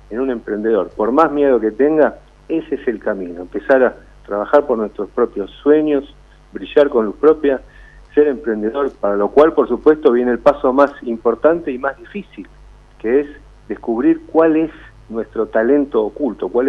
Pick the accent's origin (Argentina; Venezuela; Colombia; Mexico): Argentina; eso es lo que somos los argentinos, emprendedores, fuertes, valientes, resilientes.